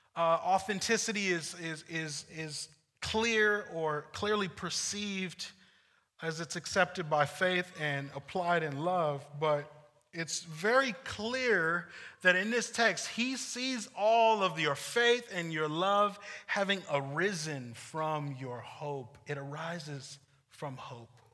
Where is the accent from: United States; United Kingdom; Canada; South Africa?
United States; also born or lived in Ventura, California; as American Christians and Venturan Christians